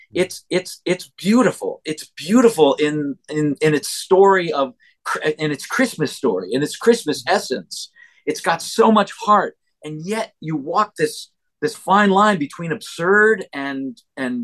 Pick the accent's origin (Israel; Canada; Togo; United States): Canada; us Canadians